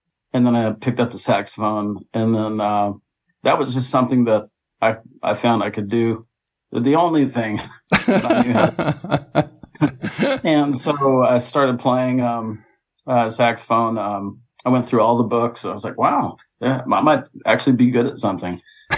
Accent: Jackson, Mississippi, United States; born there; also born or lived in Southern US; Like, I'm from the South, so I was born in Jackson, Mississippi.

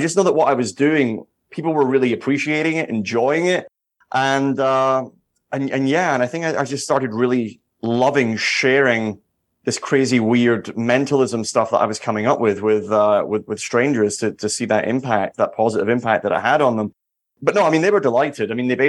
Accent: Edinburgh, Scotland, United Kingdom; now in Las Vegas, United States; I mean, I grew up in Edinburgh, in Scotland, where we have the Edinburgh Fringe Festival

